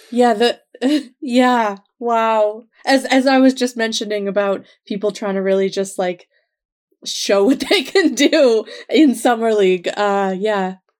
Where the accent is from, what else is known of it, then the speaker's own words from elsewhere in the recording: Nova Scotia, Canada; when I was growing up, that certainly wasn't a thing that happened in Nova Scotia